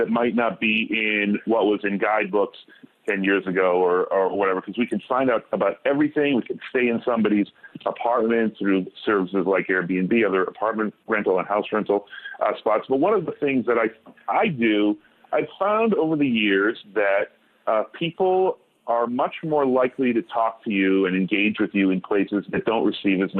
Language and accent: English; United States; I'm an American